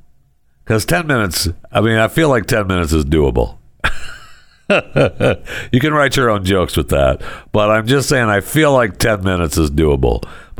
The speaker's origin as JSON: {"language": "English", "town": "Saginaw", "region": "Michigan", "country": "United States", "tie": "born or raised there", "said": "I remember growing up in Michigan, I grew up right here. I'm holding up my hand. I grew up right here, right there in Saginaw. You know, up there by the bay and the thumb."}